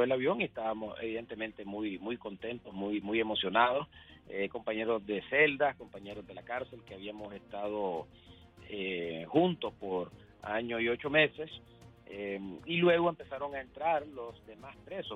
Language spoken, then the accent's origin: Spanish; Nicaragua; moved away as an adult; now in United States; yo soy nicaragüense, sido nicaragüense y seré nicaragüense